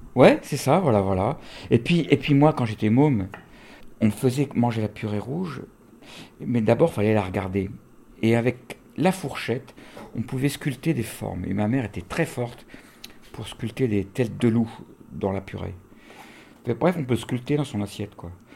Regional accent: France; j'ai grandi en France

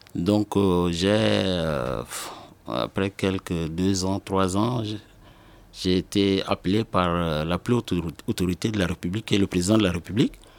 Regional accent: N'Djamena, Chad; je suis né le 2 août 1974 à N'Djamena, c'est la capitale du Tchad.

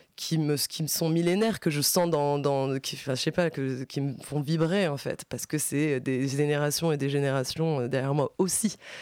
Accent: France; je suis française parce que je vais à l'école en France, euh, je suis née en France

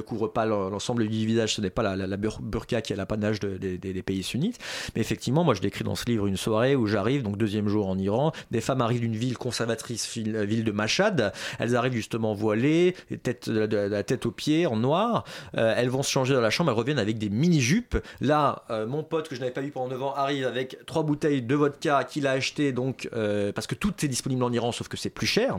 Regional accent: France; en tant que Français, en dépit de mes origines, je suis considéré là-bas, comme Français

